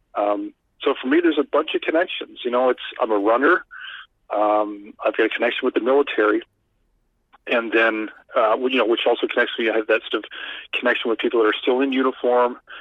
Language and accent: English; Canada